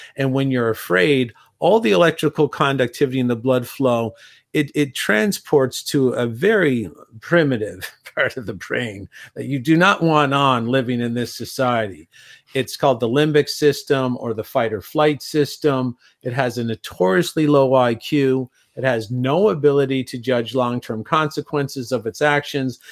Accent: Canada; also born or lived in Europe; being Canadian myself

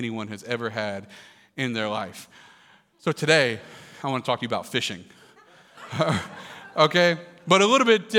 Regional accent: Kentucky, United States; I grew up in Kentucky

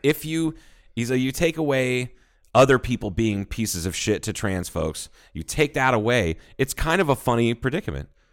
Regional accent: Midwest, United States; now in Arizona, United States; I'm fat and I'm from the Midwest

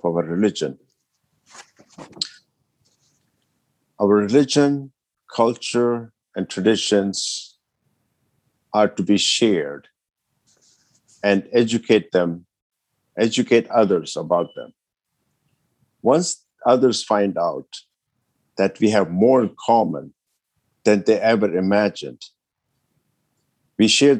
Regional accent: Ethiopia; moved away; I was born and raised in Ethiopia

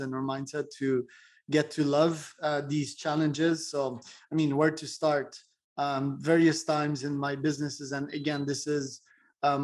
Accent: Quebec, Canada; I'm from Quebec, Canada

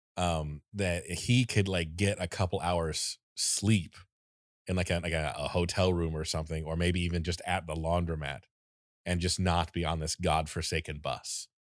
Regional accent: Florida, United States; I am from Florida

